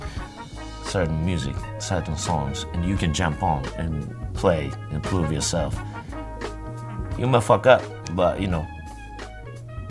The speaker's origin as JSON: {"language": "English", "country": "Japan", "moved": "yes", "lives_now": "New York, United States", "said": "I'm from Japan, and I play the trumpet"}